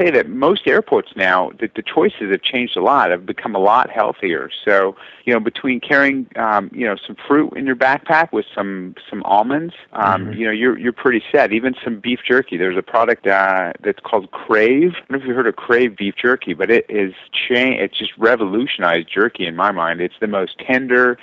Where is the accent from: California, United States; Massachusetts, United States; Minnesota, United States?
California, United States; South Orange County, Southern; I grew up in Southern California, which is kind of nice. I was down there in South Orange County.